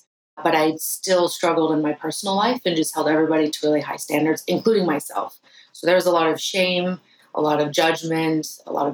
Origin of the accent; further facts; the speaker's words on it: United States; I was rejecting being American